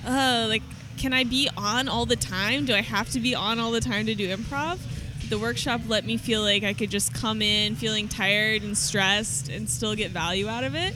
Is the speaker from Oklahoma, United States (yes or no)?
yes; Oklahoma, United States; now in San Diego, United States; I'm not from San Diego. Like I'm from Oklahoma